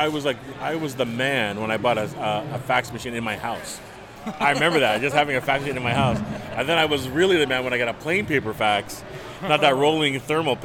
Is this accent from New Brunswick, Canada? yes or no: no; Mississauga, Ontario, Canada; moved away as an adult; now in Burlington, Canada; I grew up in Mississauga